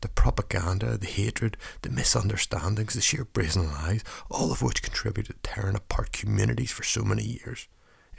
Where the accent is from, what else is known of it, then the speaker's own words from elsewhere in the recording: Northern Ireland, United Kingdom; accent: Northern Irish; he noticed my accent